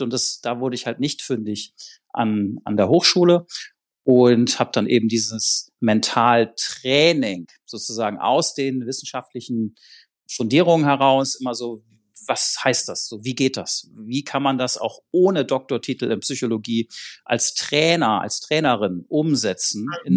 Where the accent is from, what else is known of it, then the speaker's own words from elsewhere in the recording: Schleswig-Holstein, Germany; ich komme aus Schleswig-Holstein, ne, da gab es sonst nicht so viel da oben